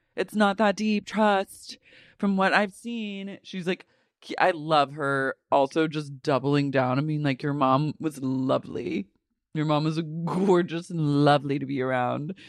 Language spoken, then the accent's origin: English; United States; my right as an American